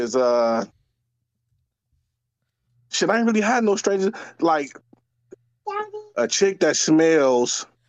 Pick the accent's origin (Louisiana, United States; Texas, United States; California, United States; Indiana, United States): California, United States; Compton; now in Gardena, United States; I live in Gardena, but I'm from Compton, though.